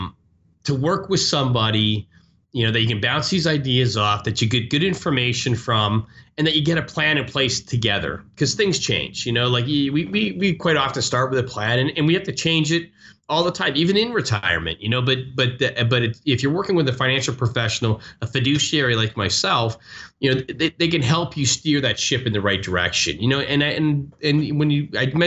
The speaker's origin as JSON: {"language": "English", "country": "Canada", "moved": "yes", "lives_now": "United States", "said": "I'm from Canada. Canada"}